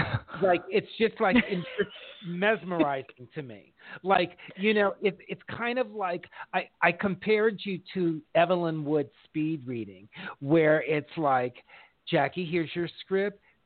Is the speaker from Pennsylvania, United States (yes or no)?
no; Los Angeles, California, United States; I grew up in Los Angeles